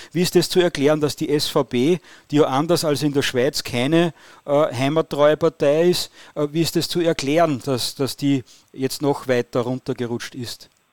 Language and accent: German; Austria; als Österreicher